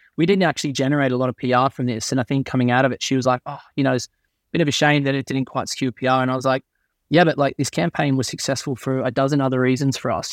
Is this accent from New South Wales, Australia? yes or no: yes; Crookwell, New South Wales, Australia; moved away as an adult; also born or lived in United States; now in United Kingdom; my dad used to run, always still runs a newspaper store in my hometown in Crookwell, uh, in Australia